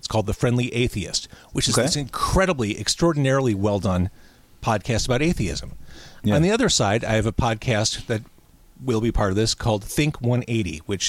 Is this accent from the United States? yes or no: yes; Chicago, Illinois, United States; also born or lived in Skokie, Illinois; I grew up in Chicago, in Rogers Park, Edgewater. Born at Edgewater Hospital